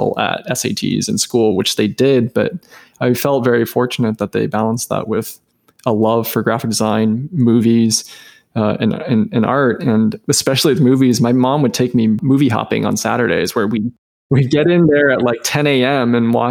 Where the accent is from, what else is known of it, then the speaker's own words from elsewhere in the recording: Los Angeles, California, United States; I grew up in the San Fernando Valley. It's a suburb of Los Angeles.